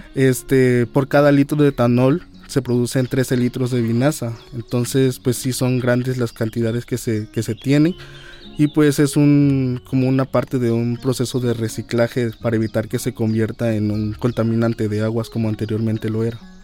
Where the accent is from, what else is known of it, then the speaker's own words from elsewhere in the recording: Chichicaxtle, Veracruz, Mexico; Yo vengo de la localidad de Chichicaxle, de aquí del municipio de Puente Uy, Nacional